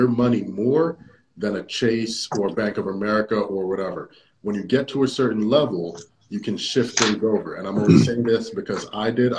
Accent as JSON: {"language": "English", "country": "Jamaica", "said": "I'm a Jamaican"}